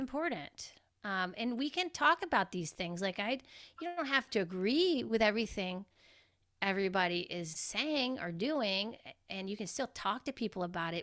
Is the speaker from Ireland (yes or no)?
no; Georgia, United States; I grew up in Georgia